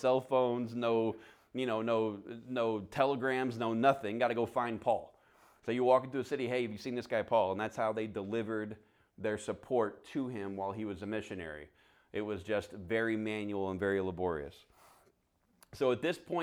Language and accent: English; the South, United States; I'm a redneck from the South